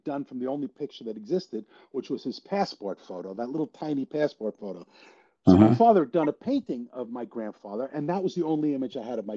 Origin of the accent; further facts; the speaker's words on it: New York City, New York, United States; I grew up in Queens